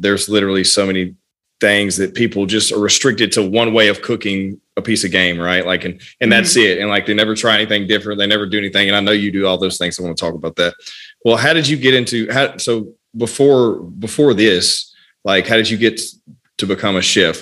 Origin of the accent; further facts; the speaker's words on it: Louisiana, United States; I'm from Louisiana